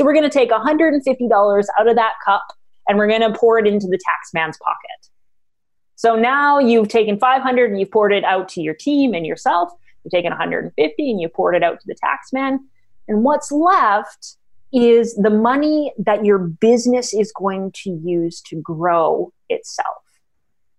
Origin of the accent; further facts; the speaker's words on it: Canada; I'm Canadian, so I'm going to be using dollars